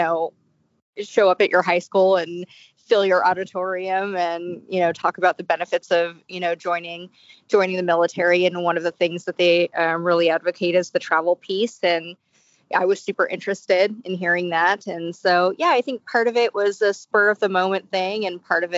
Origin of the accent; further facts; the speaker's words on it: Bay Area, California, United States; I was born and raised in California in the Bay Area.